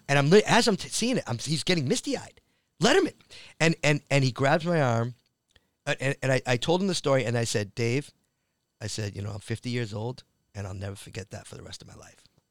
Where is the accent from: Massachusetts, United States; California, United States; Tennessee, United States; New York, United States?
Massachusetts, United States; Framingham; moved away as an adult; I grew up in that town, Framingham